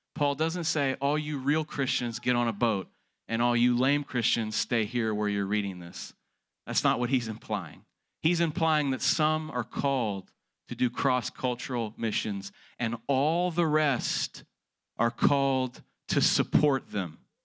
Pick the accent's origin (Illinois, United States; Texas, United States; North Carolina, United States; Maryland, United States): Texas, United States; born and raised in Texas, like I was